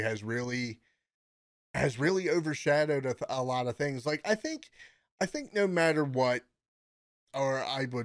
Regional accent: United States; as an American

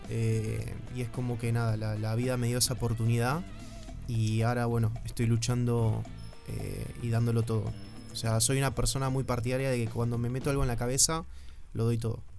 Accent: Argentina; moved away as an adult; also born or lived in Uruguay; ahora soy más uruguayo que argentino

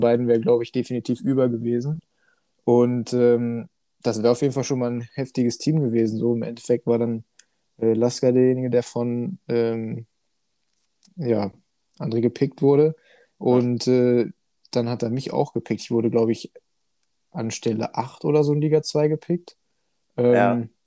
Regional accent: Hanover, Lower Saxony, Germany; komme oh. aus dem wunderschönen Hannover

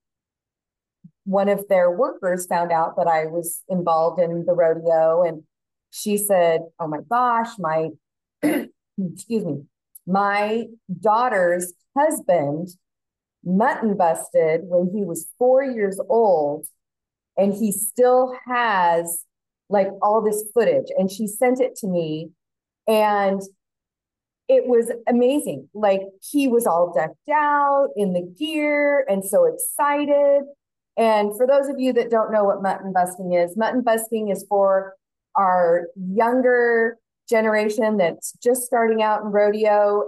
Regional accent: Turlock, California, United States; now in Folsom, United States; I grew up in Turlock

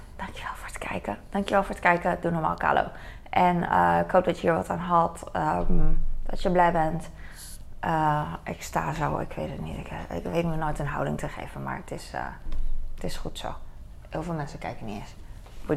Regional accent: Netherlands; wij als Nederlanders kunnen wel een beetje Duits

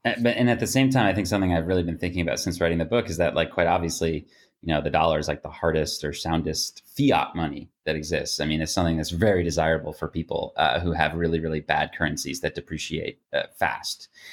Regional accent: United States; being an American

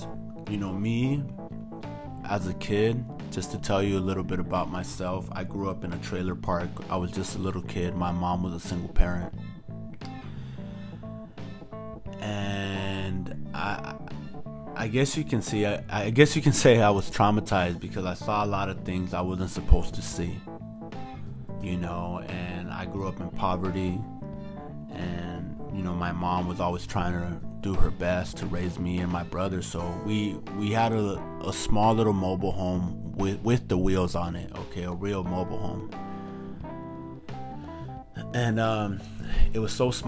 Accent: United States; I'm just an American who hasn't forgotten his roots and where his parents come from

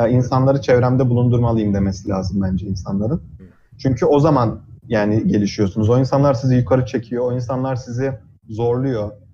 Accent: Trabzon, Turkey; moved away as an adult; also born or lived in Ankara, Turkey; now in United States; Liseyi Trabzon'da okudum. Aslen Trabzonluyum.

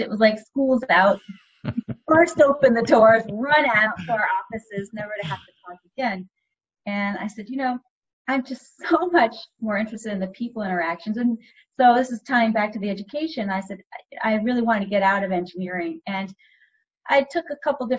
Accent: Cambridge, Massachusetts, United States; I grew up in Cambridge, Massachusetts, and I went to high school at Cambridge Orange and Latin School

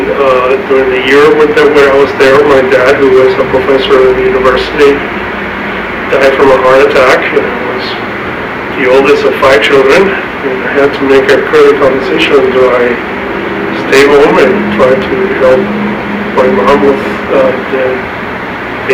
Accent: Panama; now in San Antonio, United States; I grew up in Panama

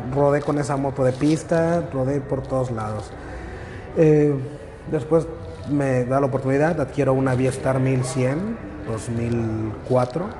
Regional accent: Mexico City, Mexico; now in Mérida, Mexico; Yo soy de nativo, soy este oriundo de la Ciudad de México, para mí el DF todavía

